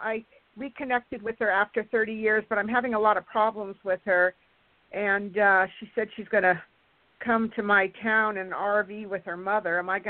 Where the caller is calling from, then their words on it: California, United States; from California.